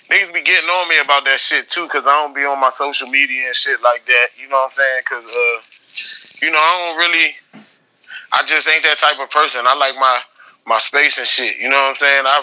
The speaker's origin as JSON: {"language": "English", "region": "Northern Virginia", "country": "United States", "said": "I'm from Virginia. Uh, I'm from like 20 minutes outside of DC and shit, Northern Virginia."}